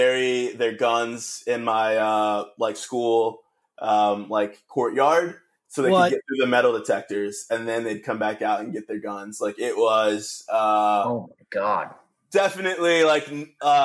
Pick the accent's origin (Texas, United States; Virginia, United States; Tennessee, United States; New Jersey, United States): Virginia, United States; Norfolk; I grew up in Hampton Roads area in Norfolk, Virginia, Virginia Beach, Virginia. Most of my life. I moved to Virginia when I was 9 years old.